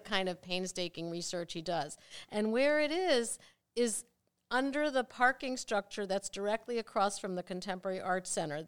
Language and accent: English; Maplewood, New Jersey, United States; moved away as an adult; also born or lived in Rochester, New York; now in Cincinnati, United States; I grew up in Maplewood, New Jersey